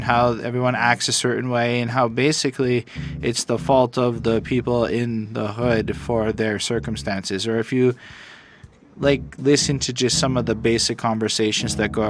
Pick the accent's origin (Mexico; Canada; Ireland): Canada; I come from poverty in a sense. So while I never grew up quite in American poverty circumstances, I came from Canadian welfare life.